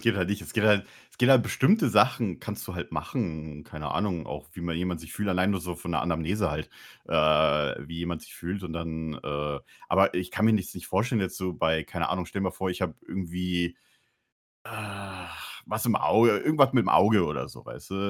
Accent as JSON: {"language": "German", "region": "Bavaria", "country": "Germany", "moved": "yes", "said": "ich komme aus Bayern"}